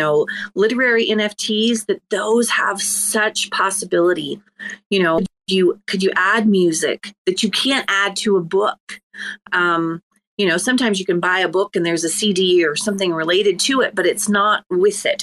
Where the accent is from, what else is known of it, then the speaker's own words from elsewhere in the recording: Ireland; I'm Irish